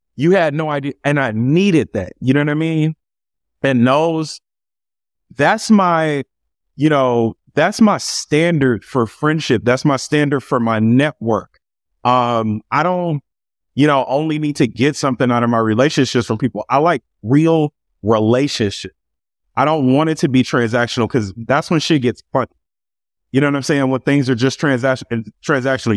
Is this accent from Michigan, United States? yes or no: no; Los Angeles, California, United States; also born or lived in Carson, California; grew up right here in Los Angeles, California, um, initially in South Central, um, and we eventually moved to Carson, California, um, when I was a kid